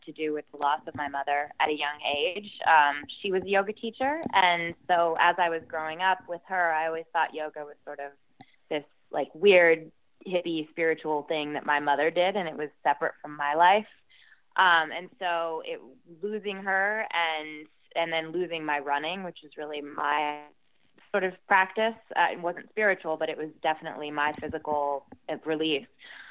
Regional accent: Southern Ohio, United States; also born or lived in near London, United Kingdom; now in London, United Kingdom; I was growing up in Southern Ohio, very different political beliefs than most of the people around us.

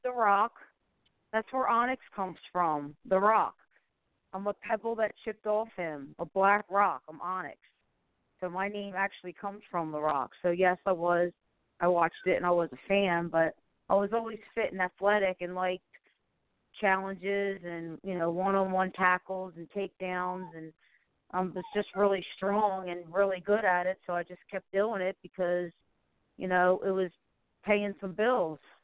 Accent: Baltimore, Maryland, United States; moved away as an adult; also born or lived in California; I'm back to my hometown Baltimore, Maryland

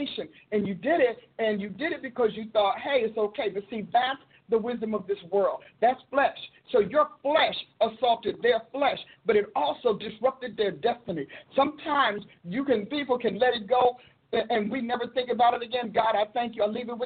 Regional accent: Newark, New Jersey, United States; I grew up in Newark where, you know, in the city

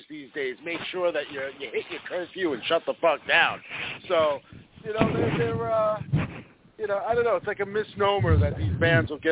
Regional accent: New York, United States; moved away; also born or lived in New Jersey; growing up in New York

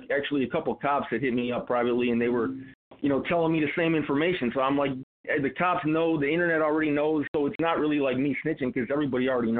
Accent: Chicago, Illinois, United States; a lot of people on the internet, when they seen that I was from Chicago

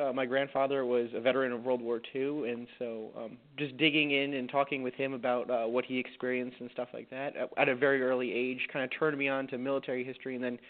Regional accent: Fairfield, Connecticut, United States; moved away as an adult; also born or lived in Johnstown, New York; originally I'm from Fairfield, Connecticut, which is down on the Connecticut coastline.

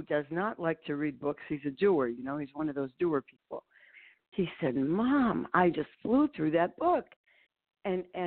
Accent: Ohio, United States; moved away as an adult; also born or lived in New York; I moved back to Ohio, Annie. I grew up in Ohio

